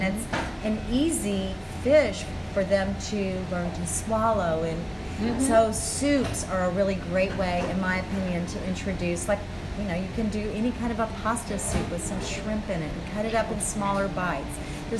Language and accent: English; Minnesota, United States; accent: Minnesota; He was from Minneapolis, Minnesota, and so you can see that in my accent there, Minnesota.